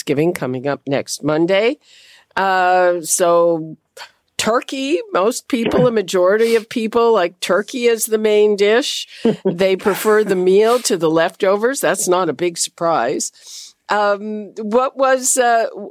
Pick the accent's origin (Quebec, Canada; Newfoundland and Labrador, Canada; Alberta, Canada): Quebec, Canada; moved away; also born or lived in United States; I grew up in Quebec